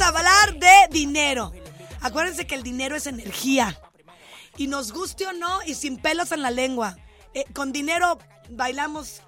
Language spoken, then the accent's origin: Spanish; Guadalajara, Jalisco, Mexico; mi pueblo en Guadalajara